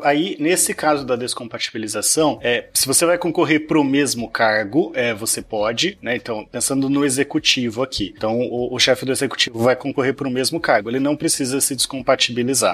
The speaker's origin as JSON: {"language": "Portuguese", "town": "Piracicaba", "region": "São Paulo", "country": "Brazil", "tie": "born or raised there", "moved": "yes", "said": "eu queria voltar lá para a minha cidade de Natal de Piracicaba"}